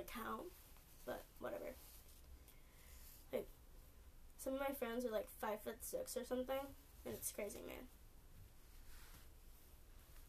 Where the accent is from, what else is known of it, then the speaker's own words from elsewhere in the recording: California, United States; I'm from California